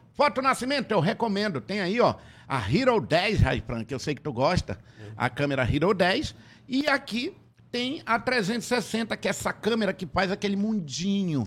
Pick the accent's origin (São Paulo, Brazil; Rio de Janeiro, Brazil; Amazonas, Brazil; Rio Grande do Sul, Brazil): Amazonas, Brazil; Tefé; quando eu era criança lá em Tefé